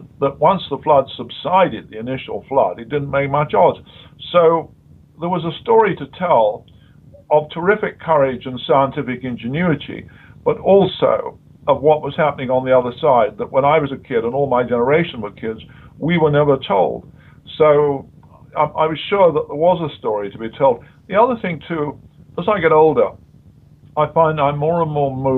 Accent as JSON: {"language": "English", "country": "United Kingdom"}